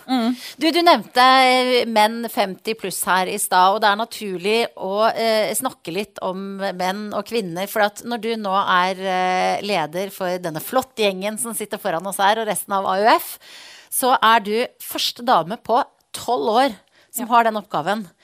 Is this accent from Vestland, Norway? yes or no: yes; Voss, Vestland, Norway; Altså, jeg har vokst opp på Voss, det høres ikke sånn ut.